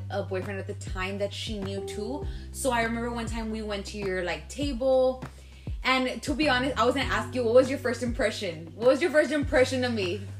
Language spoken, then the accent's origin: English; Laredo, Texas, United States; moved away as an adult; also born or lived in Dallas; now in San Antonio, United States; me and you both were born and raised in Laredo, but I left when I was 2015. I moved to Dallas.